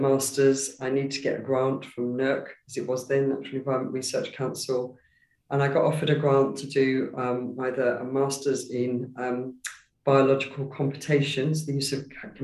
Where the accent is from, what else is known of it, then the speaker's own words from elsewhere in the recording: London, United Kingdom; I grew up in Walthamstow in East London, so quite an urban upbringing